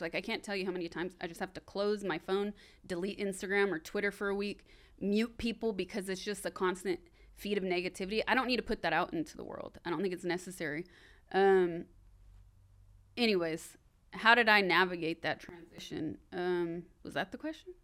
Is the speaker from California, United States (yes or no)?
yes; Sacramento, California, United States; moved away; I'm from Sacramento, I'm on my way back home